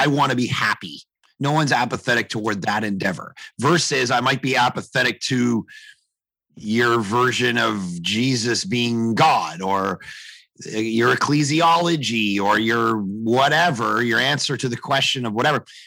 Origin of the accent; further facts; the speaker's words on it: Canada; as a Canadian